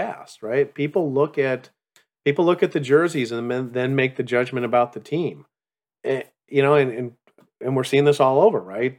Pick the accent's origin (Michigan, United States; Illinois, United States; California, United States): Illinois, United States; Chicago; I come from Chicago